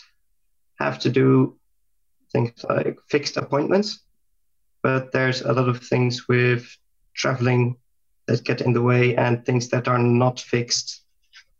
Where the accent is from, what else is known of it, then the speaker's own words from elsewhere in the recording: Netherlands; moved away as an adult; now in Germany; I'm from Holland, and I'm currently studying in Germany